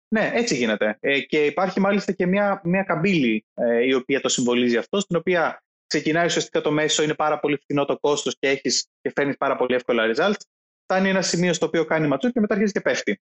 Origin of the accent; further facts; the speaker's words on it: Greece; είμαι Έλληνας Οκ, okay, ναι, είναι ο χώρος στον οποίο γεννήθηκα και μεγάλωσα